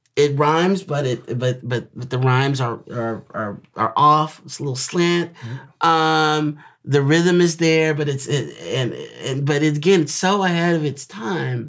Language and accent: English; Enid, Oklahoma, United States; growing up in Enid, Oklahoma, falling in love with language in third grade